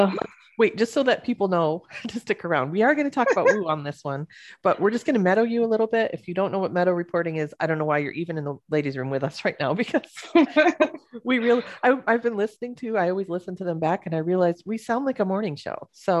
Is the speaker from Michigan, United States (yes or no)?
yes; Michigan, United States; now in Tucson, United States; when I grew up in Michigan